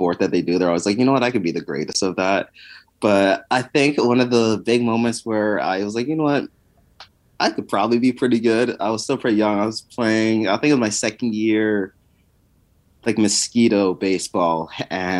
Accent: Winnipeg, Manitoba, Canada; growing up in Winnipeg, as much as you can in the freezing tundra of Canada

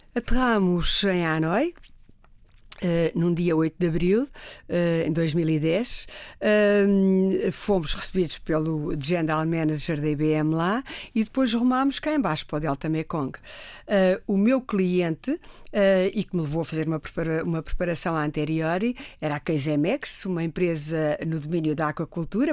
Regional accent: Riachos, Santarém District, Portugal; moved away as an adult; now in Lisbon, Portugal; Eu, eu, eu nasci na província, nos Riachos, eh, e nasci num sítio

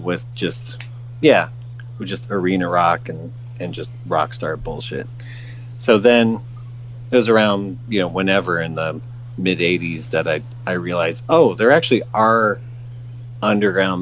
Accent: San Jose, California, United States; also born or lived in San Francisco; I grew up in the San Francisco Bay Area. I grew up in the South Bay and the San Jose area, and then lived in San Francisco proper

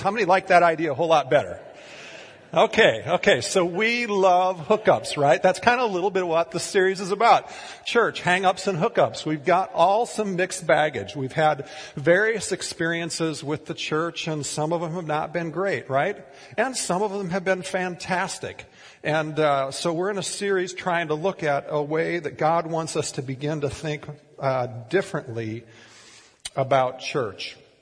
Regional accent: Minnesota, United States; moved away as an adult; also born or lived in Tulsa, Oklahoma / Oregon; We grew up in Minnesota in largely rural conservative communities

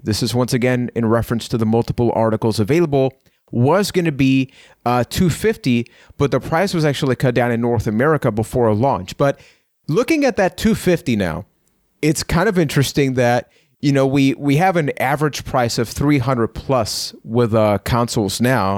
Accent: Puerto Rico; I am from Puerto Rico.

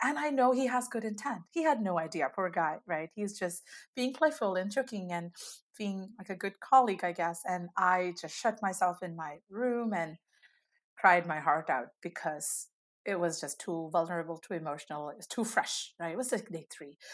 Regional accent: India; moved away as an adult; now in United States; I grew up in India and moved to the US, you know, almost a decade ago

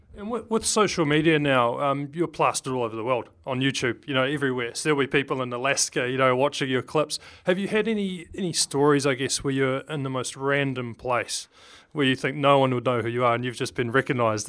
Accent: Wellington, New Zealand; Wellington, born and raised

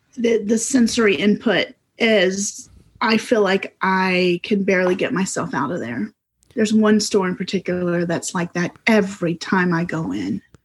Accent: South Carolina, United States; also born or lived in Florida / Massachusetts / Cyprus; ever since the third grade, so for most of my life, I've lived in South Carolina in some place

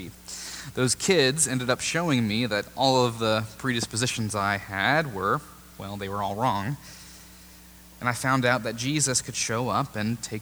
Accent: Raleigh, North Carolina, United States; Way back when I was growing up in Raleigh and in high school in the first decade of this millennium

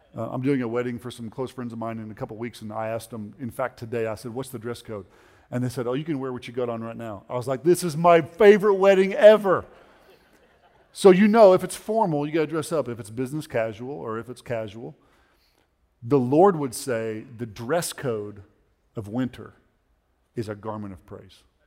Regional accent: Oklahoma, United States; we're from Oklahoma

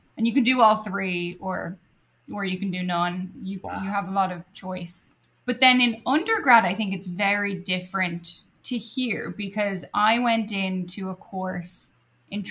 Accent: Dublin, Leinster, Ireland; moved away as an adult; also born or lived in Edinburgh, Scotland; now in United States; I did my undergrad in my hometown of Dublin

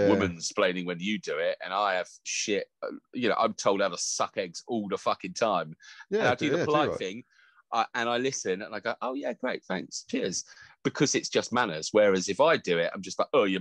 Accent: Devon, South West England, United Kingdom; also born or lived in United States; I was in America when I was really young, and then during my formative years, I was in Devon

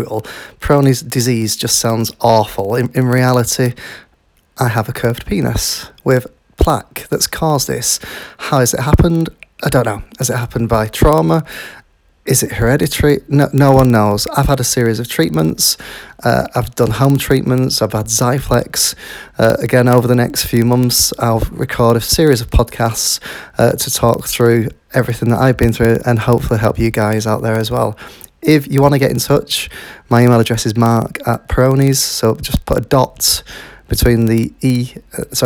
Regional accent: Yorkshire and the Humber, United Kingdom; I'm from Yorkshire in the United Kingdom.

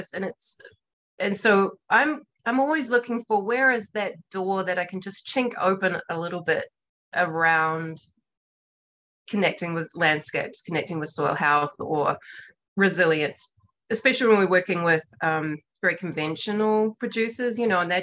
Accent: New Zealand; now in Montana, United States; I'm a New Zealander

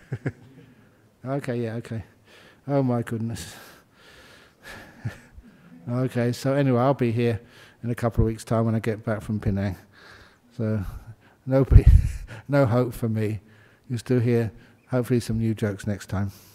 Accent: London, United Kingdom; moved away; I was born in London.

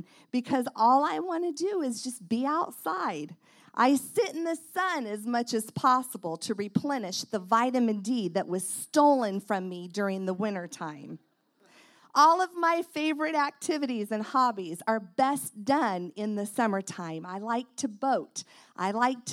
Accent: Indiana, United States; I'm from Indiana

